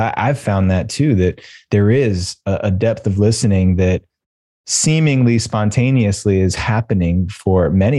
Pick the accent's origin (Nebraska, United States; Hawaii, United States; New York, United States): New York, United States; And we were 17, 18 years old, and we were all growing up in the New York City suburbs.